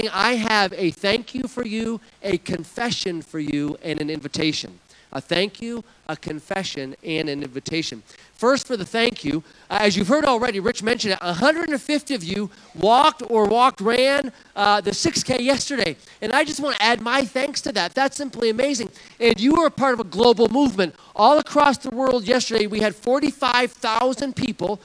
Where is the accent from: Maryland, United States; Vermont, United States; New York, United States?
Vermont, United States; New England; I grew up in New England. I was born in the state of Vermont